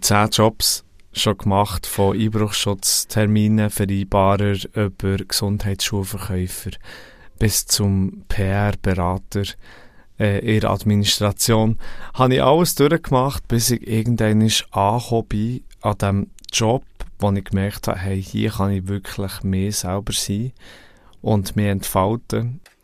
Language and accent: German; Thun, Bern, Switzerland; Ich bin aufgewachsen in Thun